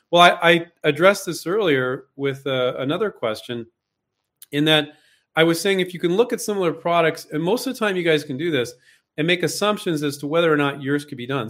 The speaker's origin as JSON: {"language": "English", "area": "Silicon Valley", "region": "California", "country": "United States", "tie": "born or raised there", "said": "I grew up in Silicon Valley, so I grew up around vulture capital"}